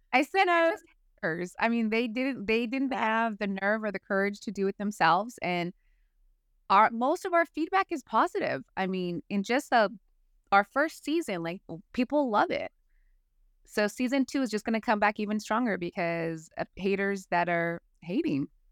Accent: California, United States; moved away as an adult; now in North Carolina, United States; I was born raised in California

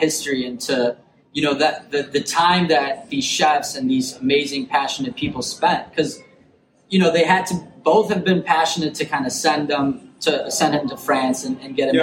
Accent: Chicago, Illinois, United States; I'm, I'm from Chicago

